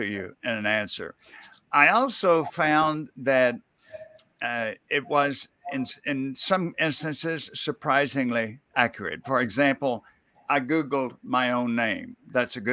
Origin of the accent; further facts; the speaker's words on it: Mississippi, United States; where I grew up in Mississippi